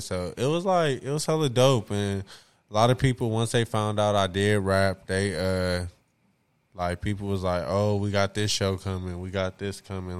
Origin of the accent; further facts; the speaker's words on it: Compton, California, United States; growing up in Compton